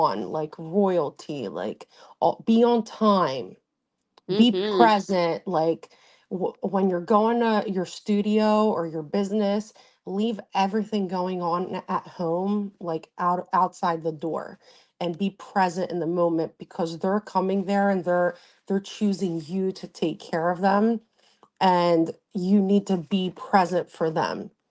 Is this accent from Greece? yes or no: yes; Greece; now in Wynwood, Pennsylvania, United States; I grew up in Greece with my grandparents.